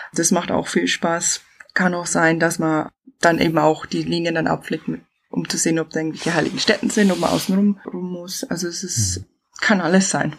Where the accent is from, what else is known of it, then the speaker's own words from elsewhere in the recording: Chiemgau, Bavaria, Germany; accent: southern; moved away as an adult; also born or lived in Brisbane, Australia / Northern Territory, Australia; now in Australia; wie man hört, ich bin aus dem Süden. Ich bin im Chiemgau aufgewachsen in die Berg